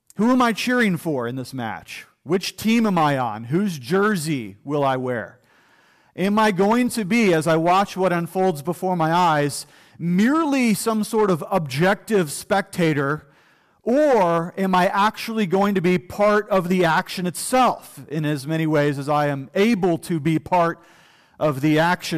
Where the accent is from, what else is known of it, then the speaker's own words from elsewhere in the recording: United States; as American people